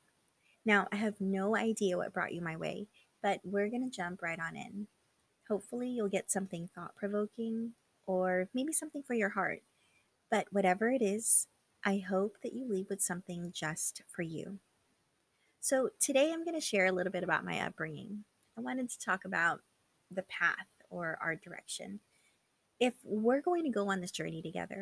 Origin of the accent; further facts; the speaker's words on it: California, United States; also born or lived in Philippines; I was born in the Philippines and then moved to California when I was 4